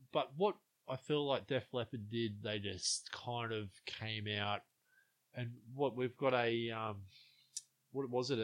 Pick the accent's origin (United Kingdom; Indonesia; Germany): Germany; East Germany; that's just me growing up in East Germany.